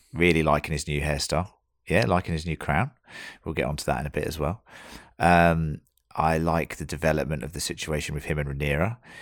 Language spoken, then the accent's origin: English; United Kingdom; now in Australia; as we are all British